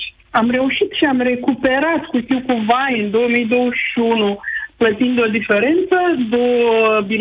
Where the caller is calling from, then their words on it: Bucharest, Romania; și sunt din București.